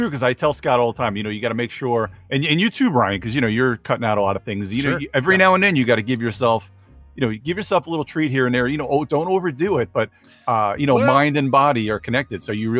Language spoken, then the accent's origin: English; Canada; my family, what's funny is half of my family, I'm French Canadian, actually.